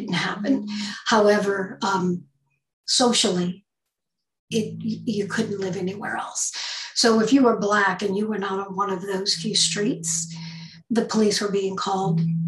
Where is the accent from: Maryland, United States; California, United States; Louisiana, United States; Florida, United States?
Louisiana, United States; St. Bernard Parish; I grew up in St. Bernard Parish, Louisiana